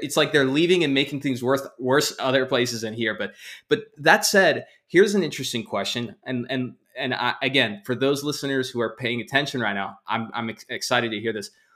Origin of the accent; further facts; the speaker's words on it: Texas, United States; now in Southern California, United States; I'm a guy from Texas